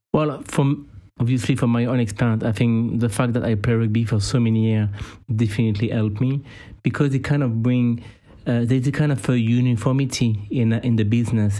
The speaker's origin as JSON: {"language": "English", "town": "Clermont-Ferrand", "region": "Auvergne-Rhône-Alpes", "country": "France", "said": "I'm from Clermont. Clermont got a rugby team."}